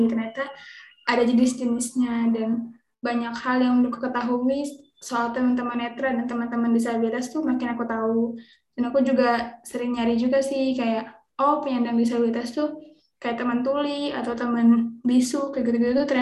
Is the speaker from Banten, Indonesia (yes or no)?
yes; Serang, Banten, Indonesia; kenalin aku … aku dari Serang Banten lagi sibuk ya belajar sebagai mahasiswa